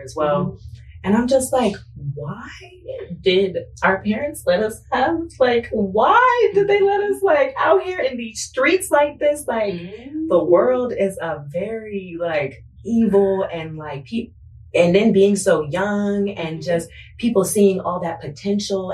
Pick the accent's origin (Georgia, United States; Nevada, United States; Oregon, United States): Nevada, United States; Las Vegas; also born or lived in San Diego; I was born in San Diego, but I was raised in Las Vegas, Nevada